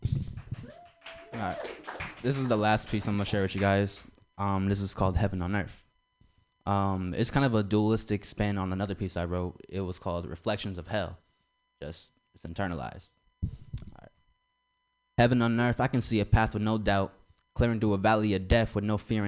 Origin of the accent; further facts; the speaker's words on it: San Francisco, California, United States; I'm actually from San Francisco, Petrel Hill